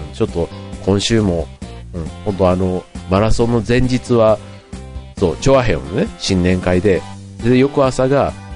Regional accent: Osaka, Japan; moved away; also born or lived in Tokyo; 大阪で僕の高校の同窓会があった

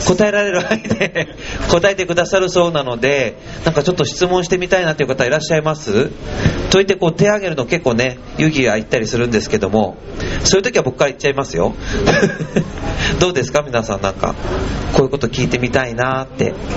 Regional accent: Noto Peninsula, Ishikawa, Japan; now in Urayasu, Japan; あの石川県能登半島の出身なんですね、であの、まあ、小さなあの港町の出身なんですけど

